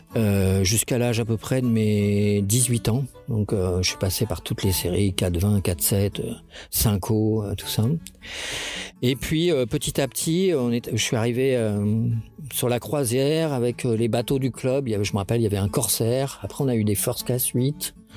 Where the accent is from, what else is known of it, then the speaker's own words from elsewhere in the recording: Le Havre, Normandy, France; Je suis né euh, en Seine-Maritime, au Havre, de père breton, de mère normande.